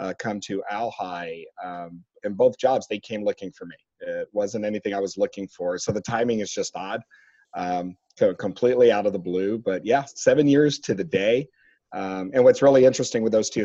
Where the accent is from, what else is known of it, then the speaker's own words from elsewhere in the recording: San Antonio, Texas, United States; also born or lived in Las Vegas; now in Dallas, United States; Born and raised in San Antonio